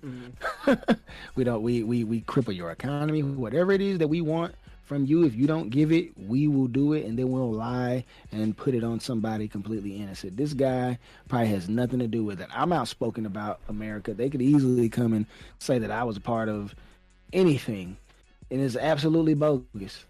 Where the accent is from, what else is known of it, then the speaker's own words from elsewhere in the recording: United States; me as an American